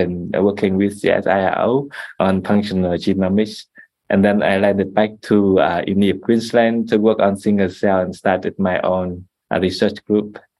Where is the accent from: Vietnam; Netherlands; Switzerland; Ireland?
Vietnam; now in Australia; I am originally from Vietnam